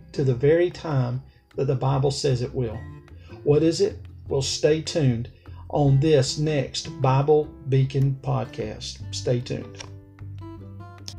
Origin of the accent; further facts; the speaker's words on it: Alabama, United States; It's where I was born. It's so therefore it's my home state. It was where I was raised